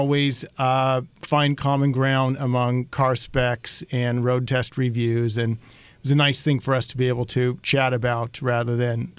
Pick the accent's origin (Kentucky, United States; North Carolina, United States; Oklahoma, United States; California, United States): California, United States; Northern; I grew up in Northern California. My father was a new car dealer.